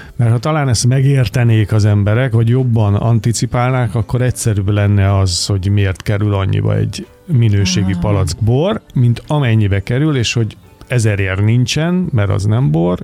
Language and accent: Hungarian; Budapest, Hungary; moved away as an adult; now in Mór, Hungary; aki kőbányán születtem